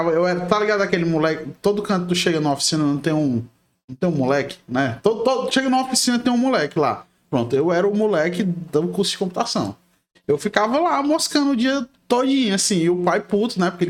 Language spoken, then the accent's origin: Portuguese; Rio de Janeiro, Brazil; Eu nasci no Rio de Janeiro.